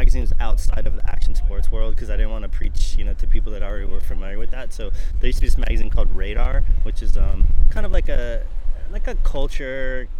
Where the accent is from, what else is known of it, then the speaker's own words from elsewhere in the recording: Carpinteria, California, United States; I know we're taping here at the Lucky Llama here in Carpinteria. It's my hometown. And it's kind of fitting because it's kind of gone full circle in a way. Like, I grew up here.